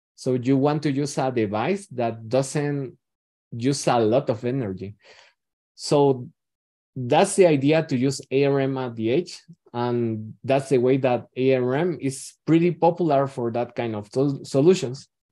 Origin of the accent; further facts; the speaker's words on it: Guatemala; I am from Guatemala